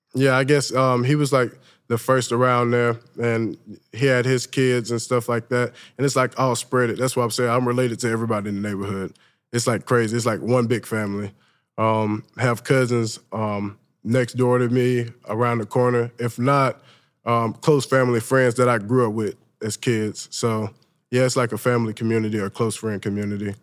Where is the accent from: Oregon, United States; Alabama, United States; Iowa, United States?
Alabama, United States; Saraland; moved away as an adult; also born or lived in Mobile, Alabama / Southern California / East Tennessee; now in Knoxville, United States; Growing up in Mobile, Alabama